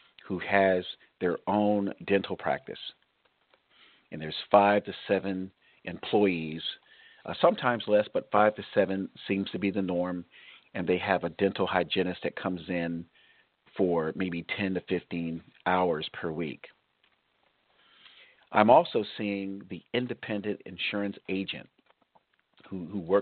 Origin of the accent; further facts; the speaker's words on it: South Florida, United States; now in California, United States; I was raised in South Florida, so I have a connection there.